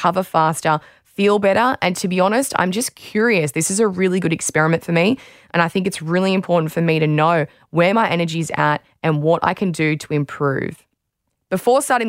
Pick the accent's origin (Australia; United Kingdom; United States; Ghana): Australia